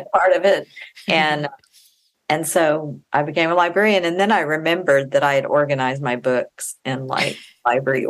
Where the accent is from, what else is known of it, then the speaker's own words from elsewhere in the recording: Austin, Texas, United States; I grew up in Austin, Texas. I still live there.